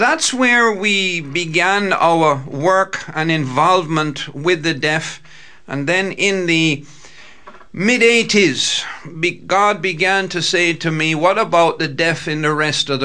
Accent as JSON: {"language": "English", "country": "Jamaica", "tie": "born or raised there", "moved": "yes", "lives_now": "Roanoke, United States", "said": "I was born in the island of Jamaica"}